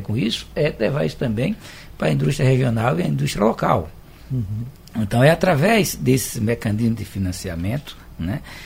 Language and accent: Portuguese; Arapiraca, Alagoas, Brazil; now in Recife, Brazil; Eu também sou do interior de Alagoas, de Arapiraca, a gente chamava de carrapateira